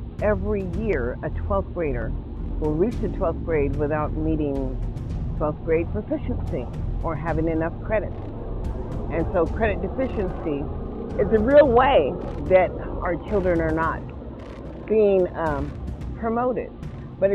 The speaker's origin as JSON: {"language": "English", "country": "United States", "said": "I am an American citizen"}